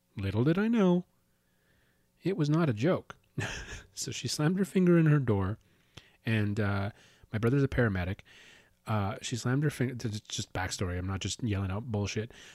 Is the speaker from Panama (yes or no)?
no; Calgary, Alberta, Canada; moved away as an adult; now in Winnipeg, Canada; So we're actually living in, in, in Winnipeg right now, and we're originally from Calgary